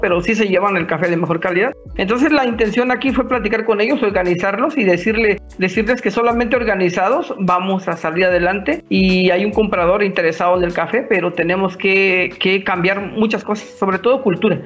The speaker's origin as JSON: {"language": "Spanish", "country": "Mexico", "said": "somos mexicanos"}